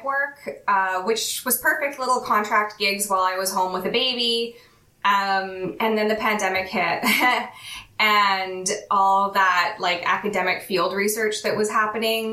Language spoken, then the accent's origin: English; Calgary, Alberta, Canada; also born or lived in Western Canada; now in Vancouver, Canada; I'm Canadian. I actually was born in Calgary, which is like the main city that Chestnut Springs is set outside of, but I've lived all over Western Canada